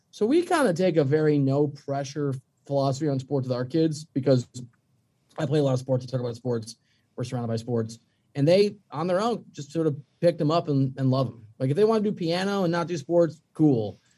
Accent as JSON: {"language": "English", "region": "Midwest", "country": "United States", "said": "I mean, I'm from the Midwest, so it's really weird to have kids who are like LA fans"}